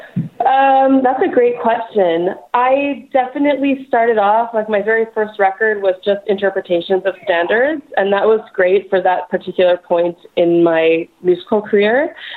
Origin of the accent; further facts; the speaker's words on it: Montreal, Quebec, Canada; moved away as an adult; now in Vancouver, Canada; Montreal, born and raised